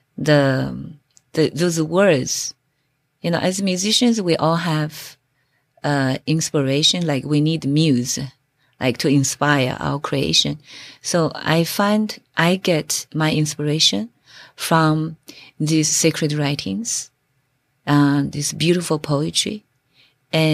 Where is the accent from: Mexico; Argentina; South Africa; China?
China; moved away as an adult; also born or lived in Jeju Island, South Korea / Stanford, United States; now in Bainbridge Island, United States; my hometown, 5,600 years ago. So that makes it a sacred ground. So I grew up there